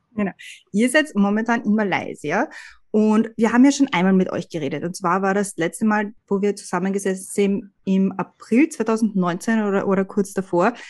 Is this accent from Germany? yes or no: no; Austria; now in United States; Da ist man als Österreicher immer gleich ein bisschen überrumpelt, oder? Weil ich merke das bei mir in Amerika